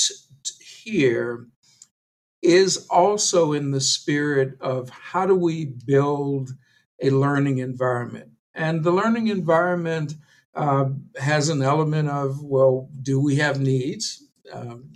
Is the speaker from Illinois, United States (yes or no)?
yes; Chicago, Illinois, United States; moved away as an adult; now in Madison, United States; Having been born and raised in Chicago